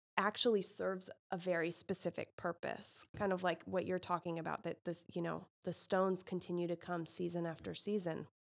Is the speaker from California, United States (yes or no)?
yes; California, United States; now in Indiana, United States; as a Californian